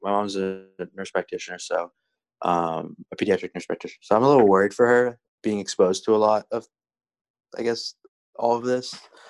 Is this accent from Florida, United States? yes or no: yes; Orlando, Florida, United States; I'm also a junior, and I'm studying MoCel and Spanish, and I'm from Orlando, Florida.